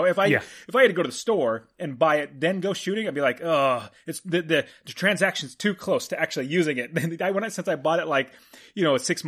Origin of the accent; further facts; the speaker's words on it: Fresno, California, United States; now in Phoenix, United States; where we grew up in Fresno, where you currently live now, it gets smoggy.